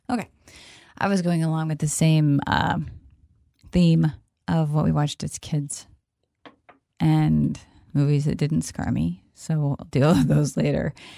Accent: Kansas, United States; I'm from Kansas

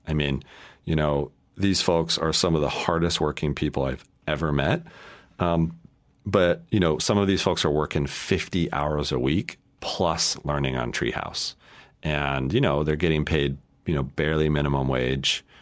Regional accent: Colorado, United States; I grew up in Colorado

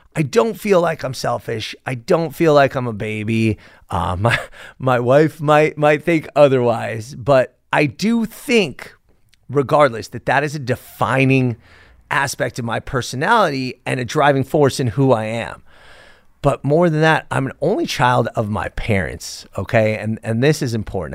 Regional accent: Los Angeles, California, United States; I was born and raised in Sepulveda. It's now known as North Hills

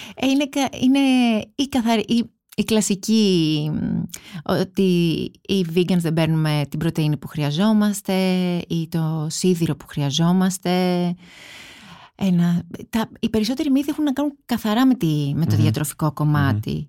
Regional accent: Kaisariani, Attica, Greece; εγώ μεγάλωσα στην Κεσαριανή

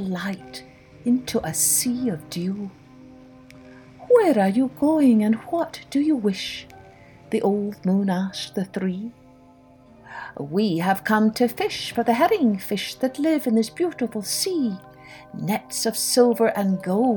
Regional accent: Scotland, United Kingdom; I grew up in Scotland, which is an island, and so I was always surrounded by the sea.

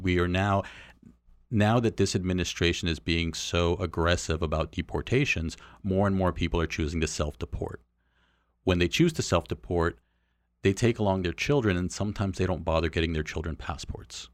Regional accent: Southern California, United States; also born or lived in Mexico; growing up in Southern California

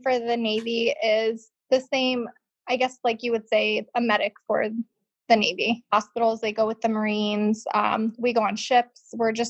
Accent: Scotland, United Kingdom; also born or lived in Spain; now in United States; I grew up between part of my life in Scotland and then part of my life in Spain.

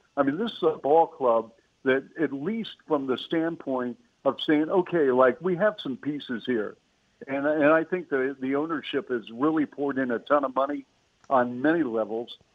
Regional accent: Seattle, Washington, United States; I grew up in Seattle

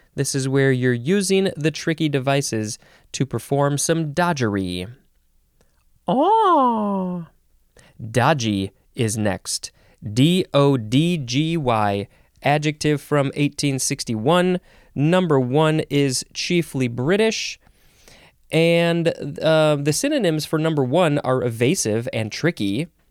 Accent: United States

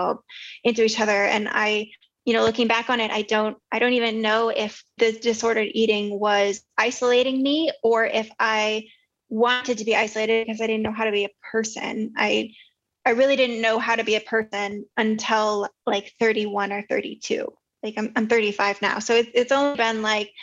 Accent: Southern California, United States; I grew up in Southern California

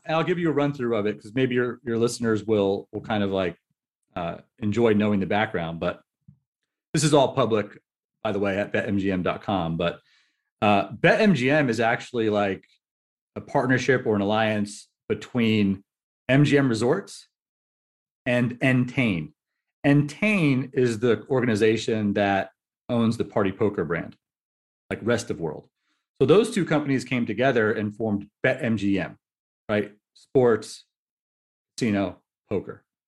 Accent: New Jersey, United States; I'm from New Jersey

